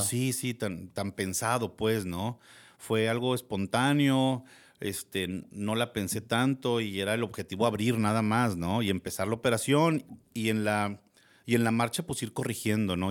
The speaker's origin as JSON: {"language": "Spanish", "town": "Gómez Palacio", "region": "Durango", "country": "Mexico", "also_born_or_lived": "Torreón, Coahuila", "said": "soy de aquí de Torreón. Lagunero. Lagunero 100%, de Gómez"}